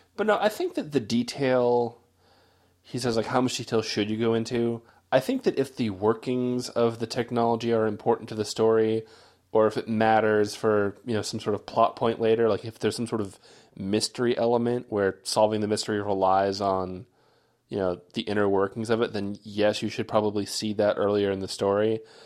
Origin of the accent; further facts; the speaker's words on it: United States